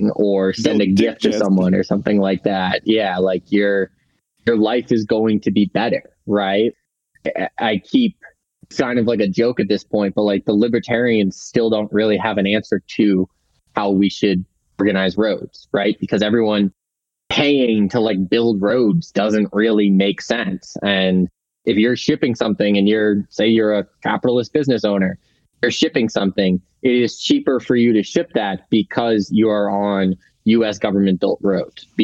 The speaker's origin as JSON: {"language": "English", "region": "Massachusetts", "country": "United States", "moved": "yes", "said": "I'm originally from Massachusetts"}